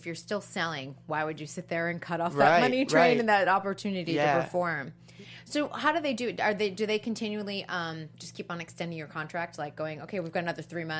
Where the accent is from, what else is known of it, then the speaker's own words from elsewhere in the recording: small town Massachusetts, United States; I'm from Rochester, New York. Yeah. I'm from small town Massachusetts.